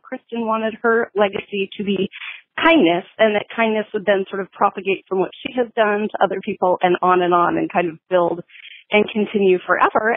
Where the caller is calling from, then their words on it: Seattle, Washington, United States; I am calling from Seattle